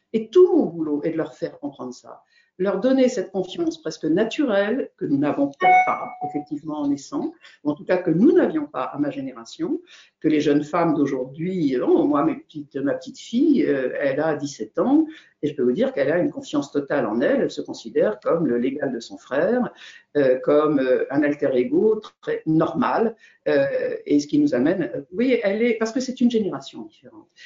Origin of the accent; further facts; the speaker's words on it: Brittany, France; je suis bretonne